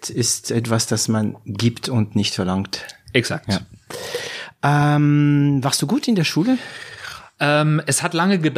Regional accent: France; accent: French; German is a second language; mit meinem französischen Akzent. Mhm. Meine Studenten lachen sich immer kaputt, äh, wenn ich Englisch rede. Naja, auch wenn ich Deutsch rede

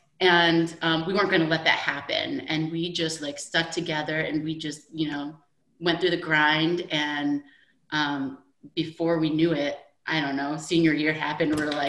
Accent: Midwest, United States; we're basically all from the Midwest, most of us, I would say.

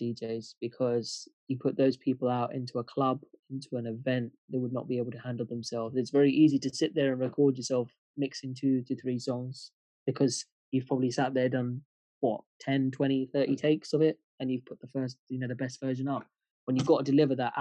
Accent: United Kingdom; We as British Asians

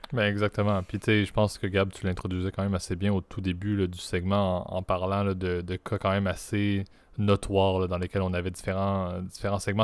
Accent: Canada; Je suis un Canadien

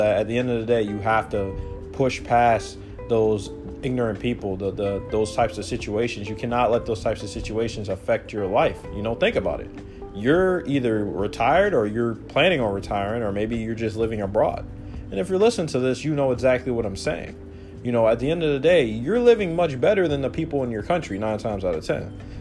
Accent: Alaska, United States; moved away as an adult; now in Mexican Caribbean, Mexico; I grew up in Alaska, you know, back home

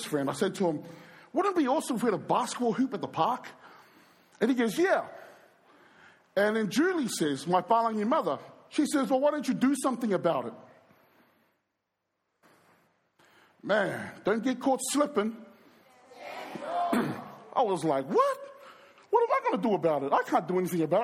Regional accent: New Zealand; I was brought up in New Zealand. I was born in New Zealand.

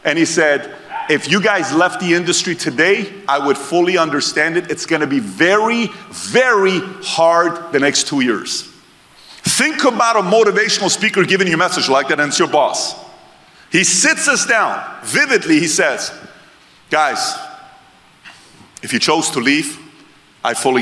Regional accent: Iran; now in United States; Born and raised in Iran

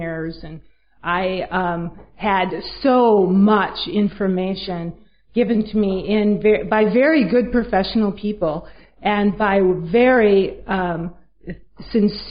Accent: Minneapolis, Minnesota, United States; I'm from Minneapolis, Minnesota

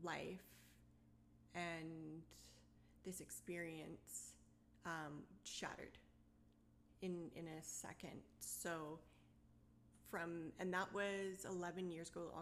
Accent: Maple Ridge, British Columbia, Canada; I was born and raised in Maple Ridge.

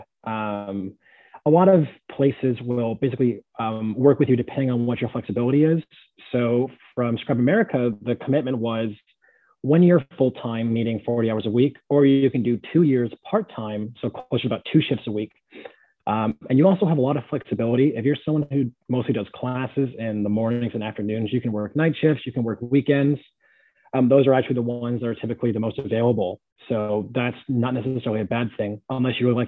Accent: San Jose, California, United States; moved away as an adult; now in Pittsburgh, United States; Born and raised San Jose, California

